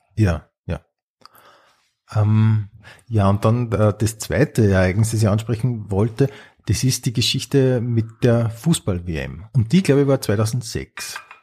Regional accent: Upper Austria, Austria; ich bin ja aus Oberösterreich

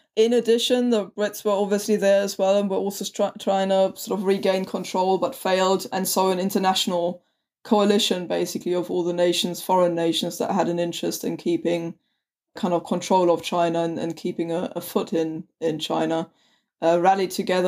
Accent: Germany; accent: German; also born or lived in southern England; now in England, United Kingdom; I'm a German historian and writer living in southern England.

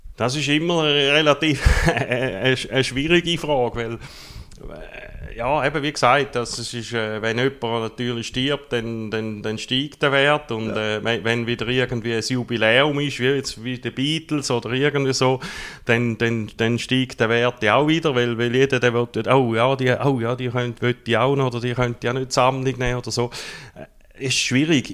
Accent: Gossau, St. Gallen, Switzerland; moved away as an adult; now in Rotkreuz, Switzerland; bin ursprünglich, mir gehört es vielleicht noch ein bisschen, aus der Ostschweiz, aufgewachsen in der Nähe von Gossau

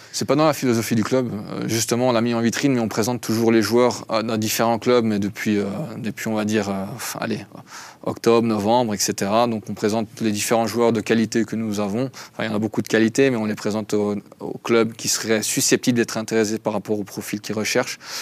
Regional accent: Belgium; now in Switzerland; je suis belge, à la base. Donc, belgo-arménien.

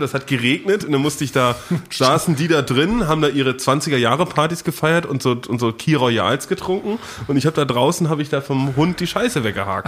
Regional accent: Dithmarschen district, Schleswig-Holstein, Germany; moved away; da, wo ich herkomme, aus äh, Norddeutschland, aus dem schönen Landkreis Dithmarschen

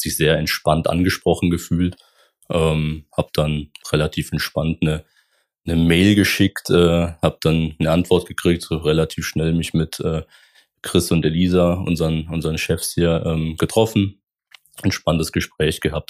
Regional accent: Baden-Württemberg, Germany; moved away as an adult; also born or lived in Rhineland; now in Koblenz, Germany; gebürtig ähm, bin ich aus Baden-Württemberg. Das ist so ungefähr, ähm, wo ich herkomme, zwischen Schwäbisch Alb und Bodensee. Ähm, sehr ländlich, aber sehr schön. Ähm, genau, das ist meine, meine Heimat, ähm, wo ich auch gelebt habe bis 2018

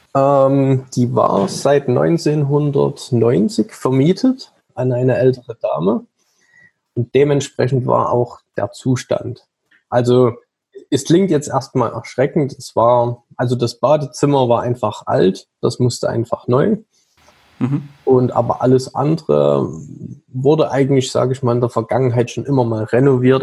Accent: Saxony, Germany; also born or lived in Leipzig; ich bin gebürtig aus Sachsen

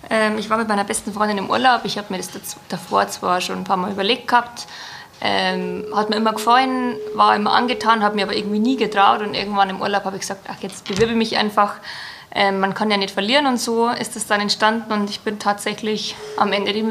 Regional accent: Bavaria, Germany; ich bin da ganz gerade raus gewesen, habe von Anfang an gesagt, ich äh, bin aus Bayern, ich bin Jägerin und war immer ganz ehrlich zu dem Ganzen.

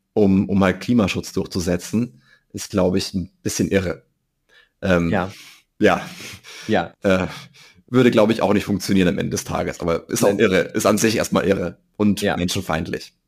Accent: Germany; als Deutsche

